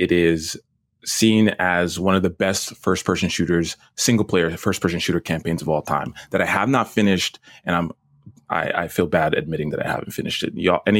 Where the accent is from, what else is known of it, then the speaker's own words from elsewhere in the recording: Brooklyn, New York, United States; born there; I'm kind of like disappointed or like let down by my lack of a Brooklyn accent. I was born in Brooklyn.